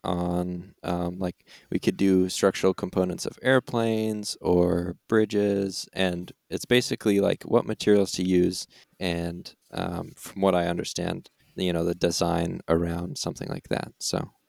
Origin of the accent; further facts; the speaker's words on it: Vermont, United States; I am also from Vermont, Vermont native